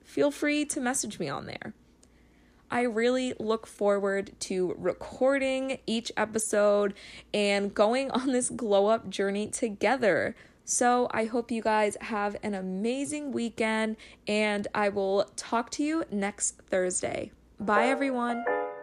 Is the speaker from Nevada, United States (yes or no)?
no; New Hampshire, United States; moved away as an adult; now in Connecticut, United States; I was raised in New Hampshire, but I recently just moved in with my boyfriend in Connecticut.